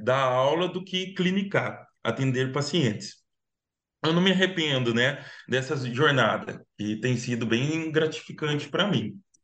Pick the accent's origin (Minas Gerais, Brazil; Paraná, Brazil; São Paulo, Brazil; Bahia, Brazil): São Paulo, Brazil; Piracicaba; accent: caipira; moved away as an adult; now in São Paulo, Brazil; eu sou caipira sicabano, sou do interior, mas estou morando aqui em São Paulo já, já faz um ano